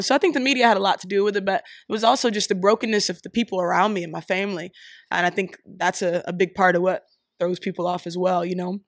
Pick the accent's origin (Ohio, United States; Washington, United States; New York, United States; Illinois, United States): Ohio, United States; Columbus; moved away as an adult; also born or lived in Missouri / Philadelphia, Pennsylvania; now in Pittsburgh, United States; I live in Pittsburgh right now, um, but I was born in Missouri, raised in Columbus, Ohio